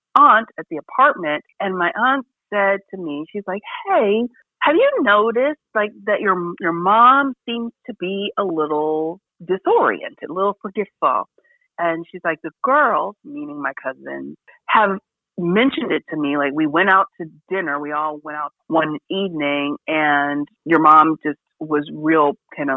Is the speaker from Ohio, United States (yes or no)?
yes; Cincinnati, Ohio, United States; moved away as an adult; also born or lived in New York City; Which is where I'm from, my hometown, where I'm born and raised, in Ohio.